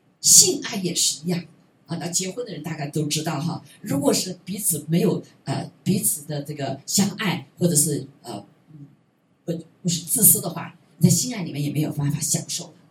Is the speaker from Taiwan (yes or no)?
no; China; 我们中国人更是这样子，因为我们被被破坏了啊，被破坏。